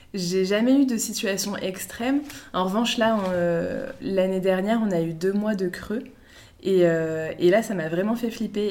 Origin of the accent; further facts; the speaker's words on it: Brittany, France; moved away as an adult; also born or lived in Paris; now in Lille, France; je viens de Bretagne